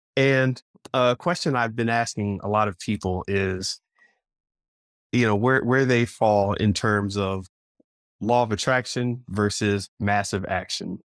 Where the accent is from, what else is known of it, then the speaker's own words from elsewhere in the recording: Florida, United States; I was raised in Florida